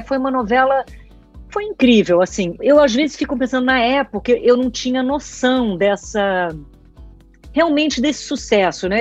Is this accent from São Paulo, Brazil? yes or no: yes; São Paulo, Brazil; moved away as an adult; now in Rio de Janeiro, Brazil; eu sou carioca, então, para voltar a morar no Rio, mas eu me criei em São Paulo